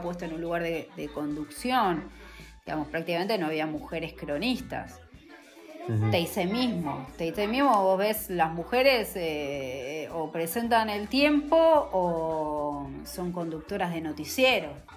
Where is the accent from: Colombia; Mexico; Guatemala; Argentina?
Argentina; Buenos Aires; yo soy de Floresta, pero mis abuelos eran de Caballito